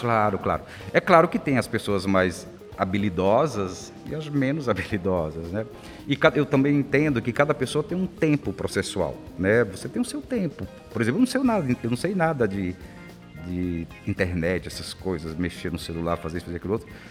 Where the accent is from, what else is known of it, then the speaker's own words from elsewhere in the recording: interior of the Northeast, Northeast Region, Brazil; now in São Paulo, Brazil; eu venho lá do interior do Nordeste, era difícil